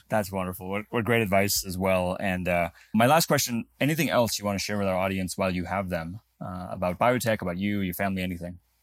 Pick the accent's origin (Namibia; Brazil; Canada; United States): Namibia; moved away; I was actually born in Africa. I was born in Namibia.